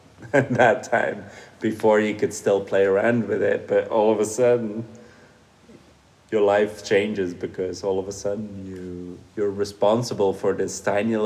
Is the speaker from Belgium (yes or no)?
yes; Flemish part of Belgium, Flanders, Belgium; first language Dutch; English is a second language; moved away as an adult; also born or lived in Doha, Qatar; now in Switzerland; I grew up in Belgium, in the Flemish part of Belgium. So I grew up speaking Dutch.